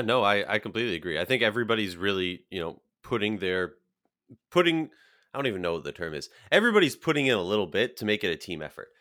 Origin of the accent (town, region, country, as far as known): Minnesota, United States; born or raised there